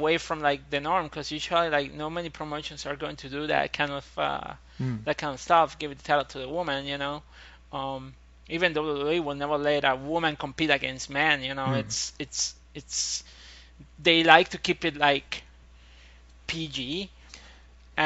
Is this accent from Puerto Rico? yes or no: yes; Puerto Rico; I'm from Puerto Rico